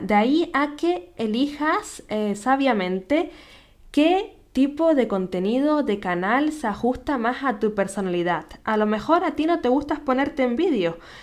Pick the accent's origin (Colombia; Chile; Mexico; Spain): Spain; Canary Islands; nacida en Canarias